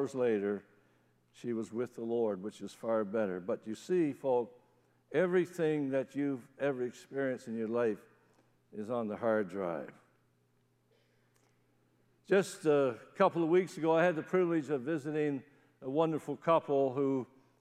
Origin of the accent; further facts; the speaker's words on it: Newfoundland and Labrador, Canada; moved away; When I was a kid growing up in Newfoundland, we used to have something called a testimony meeting.